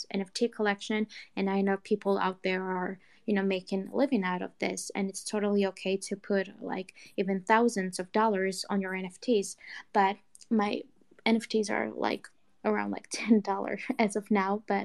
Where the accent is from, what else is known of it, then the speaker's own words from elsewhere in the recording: Georgia; I am 20 years old from Georgia, but not the state in the U.S. There's actually a country, Georgia